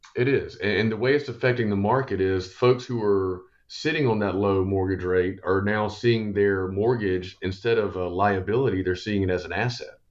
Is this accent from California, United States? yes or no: no; Columbia, South Carolina, United States; Born and raised in Columbia